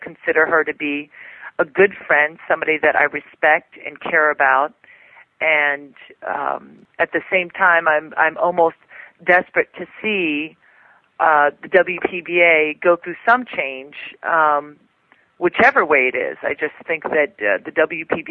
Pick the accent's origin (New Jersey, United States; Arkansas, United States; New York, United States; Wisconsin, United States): New York, United States; I'm from New York